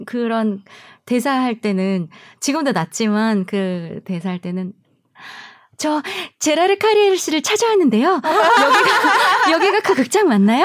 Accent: South Korea; moved away as an adult; also born or lived in Germany; 한국에서 나온 우리 한국 출신 성악가들

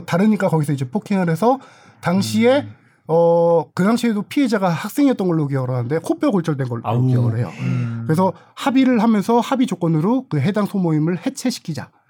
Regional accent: Suwon, Gyeonggi Province, South Korea; 제가 수원 출신이다 보니까

